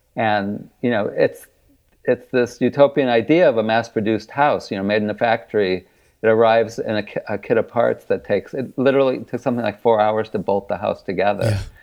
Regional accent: Kenosha, Wisconsin, United States; moved away; I grew up in Wisconsin and went to undergrad in Milwaukee

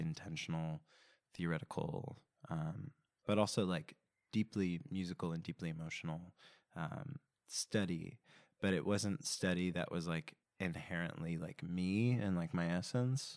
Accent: Simi Valley, California, United States; I grew up in Simi Valley, California, which is a suburb of Los Angeles

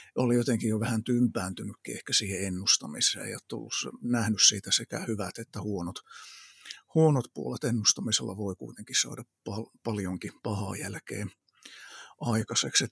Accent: Kokkola, Central Ostrobothnia, Finland; also born or lived in Iraq; Kokkolassa on syntynyt siellä kasvanut ja, ja sitten tosissaan se ihan varhaislapsuus meni Lähi-idässä Irakin aavikolla. Siellä oltiin kolme ja puoli vuotta ja sitten tultiin takaisin Suomeen

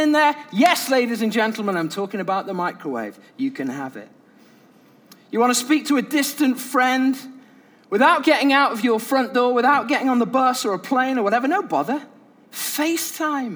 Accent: United Kingdom; I'm British

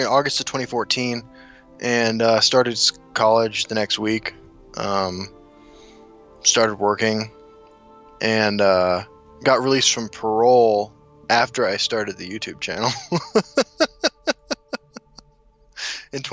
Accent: Kansas City, United States; also born or lived in South Dakota; now in Denver, United States; I'm originally from South Dakota. I grew up in Kansas City, and now I live in Denver.

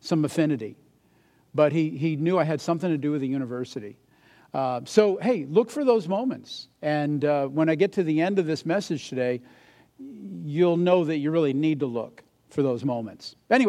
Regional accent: Massachusetts, United States; moved away; being from Massachusetts

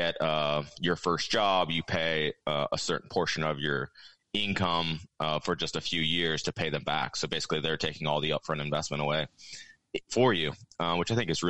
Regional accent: Iowa, United States; also born or lived in Texas; Where I grew up in Iowa and Texas, there's not really a housing problem at all.

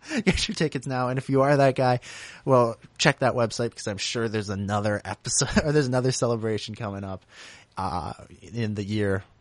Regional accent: United Kingdom; I'm British and not American.

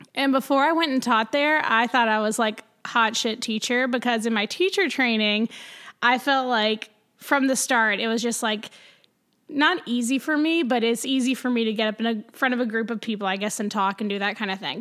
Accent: Greenville, South Carolina, United States; also born or lived in Clemson, South Carolina; now in Charleston, United States; I am a South Carolina born and bred. I was born in Greenville

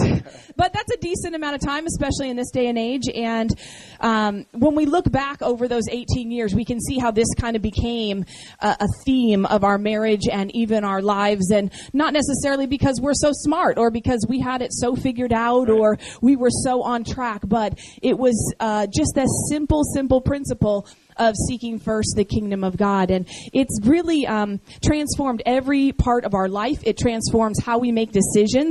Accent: Seattle, Washington, United States; moved away as an adult; also born or lived in San Diego, California / Baton Rouge, Louisiana; We were both born and raised in Seattle, Washington, and we met at the University of Washington our freshman year

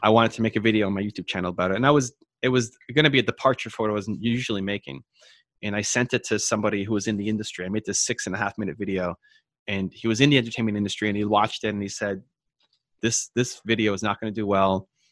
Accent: Toronto, Ontario, Canada; I was born in Toronto, but my mom was born in, in Italy, and my father's mother was born in England

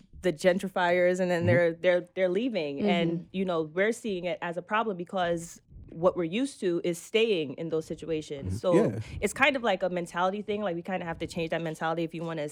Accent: New York City, New York, United States; Growing up in Brooklyn

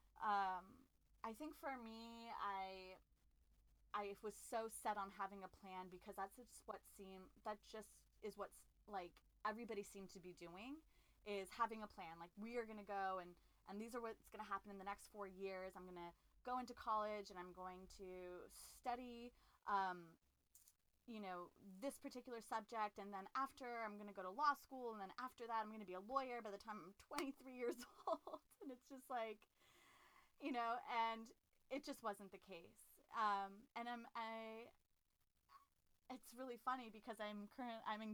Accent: Los Angeles, California, United States; I am a LA native, born and raised in Los Angeles, California.

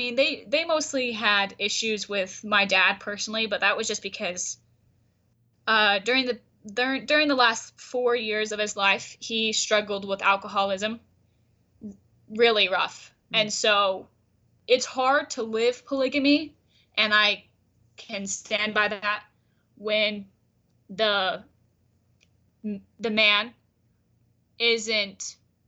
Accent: Centennial Park, Arizona, United States; I was raised and am growing up in Centennial Park, which is just a little past Short Creek or the Crick

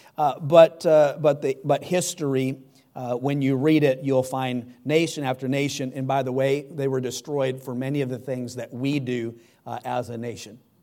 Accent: United States; God didn't have me born uh, here in America

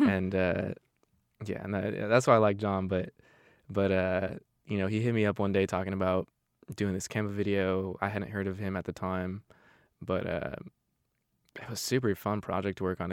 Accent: Arizona, United States; now in Marysville, United States; I'm from Arizona, it's just not a whole, whole lot going on

